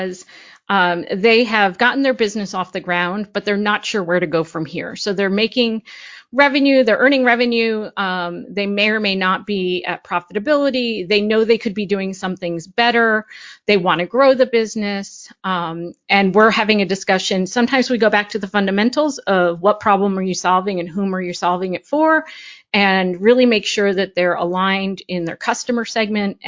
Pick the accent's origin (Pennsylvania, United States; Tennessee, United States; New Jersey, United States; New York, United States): New Jersey, United States; Parsippany; I grew up in Parsippany, New Jersey